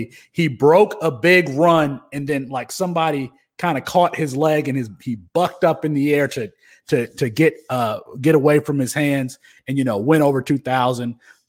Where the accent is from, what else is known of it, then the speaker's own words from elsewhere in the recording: Kalamazoo, Michigan, United States; I grew up in Kalamazoo, Michigan.